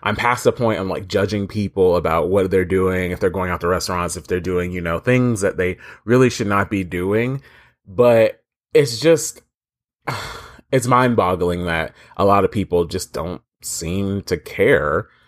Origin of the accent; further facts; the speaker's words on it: Florida, United States; I am unfortunately from Florida, and that sucks because this place is a hellhole swamp.